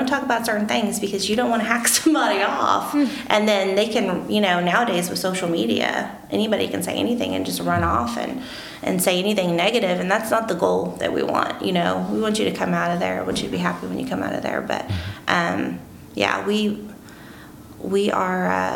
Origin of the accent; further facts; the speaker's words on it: Marion, Illinois, United States; also born or lived in Johnston City; I was born and raised in Marion